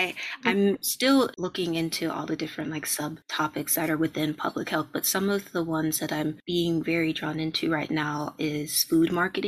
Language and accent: English; Jamaica; I'm also interested in tropical medicine, and I am Jamaican as well